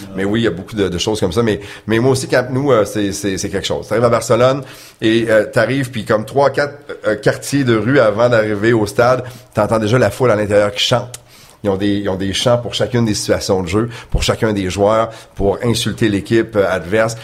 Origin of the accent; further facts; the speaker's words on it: Quebec City, Quebec, Canada; also born or lived in Chicoutimi, Saguenay; j'ai grandi à Québec, natif du Saguenay, mais j'ai grandi à Québec